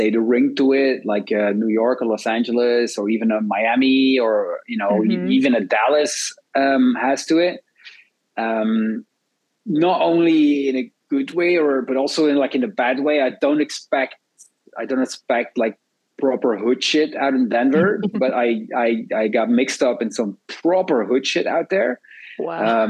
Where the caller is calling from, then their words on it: Antwerp, Flanders, Belgium; I'm in Antwerp, Belgium. And Belgium is in Europe and our capital is Brussels.